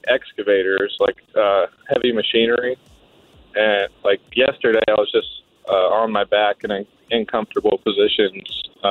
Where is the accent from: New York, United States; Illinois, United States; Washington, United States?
Washington, United States; also born or lived in Kansas; Kansas, and I moved to Washington when I was like 8.